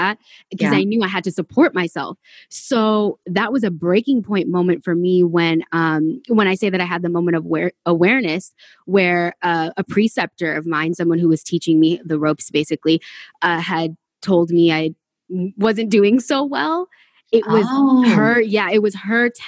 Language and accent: English; California, United States; also born or lived in Texas; I'm from California.